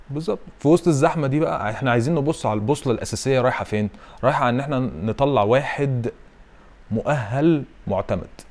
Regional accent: Egypt; احنا كمصريين

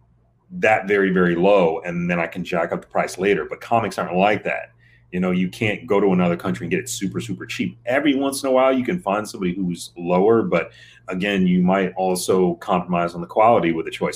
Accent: Michigan, United States; I'm from Michigan

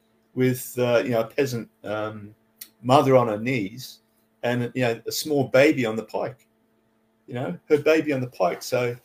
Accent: Canada; moved away as an adult; also born or lived in England; now in Sydney, Australia; I actually live in Sydney, Australia at the moment. I was born in England, and then when I was about 10, moved to Canada, lived there for 10 years, went to high school there, and then moved here when I was about 18.

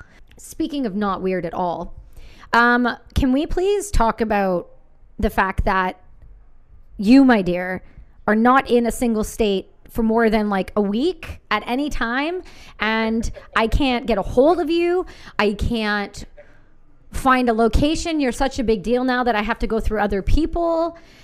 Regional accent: Canada; I'm Canadian

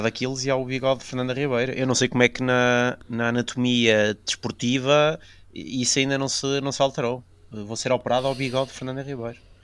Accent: the North, Northern Portugal, Portugal; somos do Norte

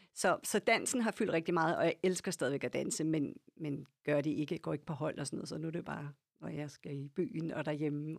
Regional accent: Lyngby, Capital Region of Denmark, Denmark; also born or lived in Copenhagen / Herlev; now in Ølstykke, Denmark; jeg voksede op i Lyngby, sådan ja. nord for København

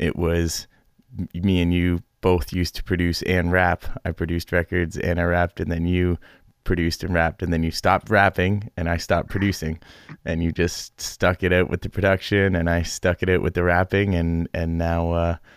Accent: Guelph, Ontario, Canada; my hometown of Guelph

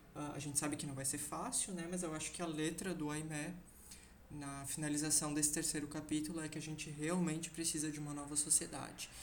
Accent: Brazil; como brasileiro vivente

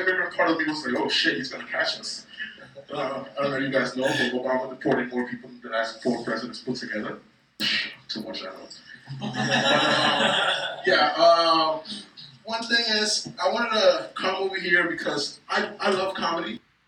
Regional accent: New York, United States; Growing up in New York is funny because like before it used to be gentrified, but by 90th, all white people used to get off.

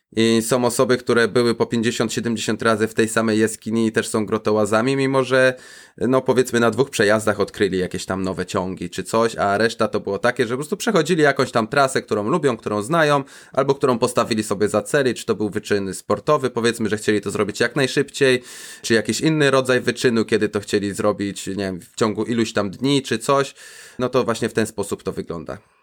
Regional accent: Zielona Góra, Lubusz Voivodeship, Poland; moved away as an adult; now in Israel; za dzieciaka jeszcze chodziło się po kanałach burzowych pod moim miastem, pod Zieloną Górą, skąd pochodzę

